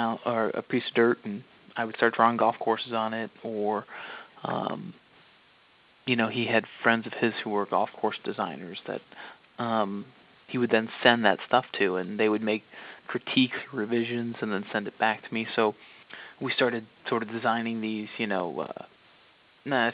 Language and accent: English; West Chicago, Illinois, United States; we grew up around St. Andrews Golf Club out in West Chicago, Illinois.